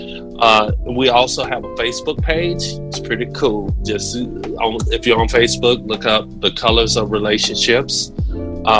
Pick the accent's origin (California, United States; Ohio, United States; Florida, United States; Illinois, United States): Florida, United States; Pensacola; accent: Southern; Pensacola, Florida.